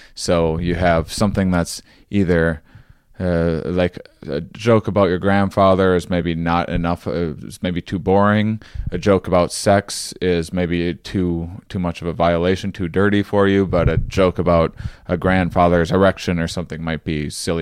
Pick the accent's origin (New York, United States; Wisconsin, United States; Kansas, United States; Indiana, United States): Wisconsin, United States; I grew up in Wisconsin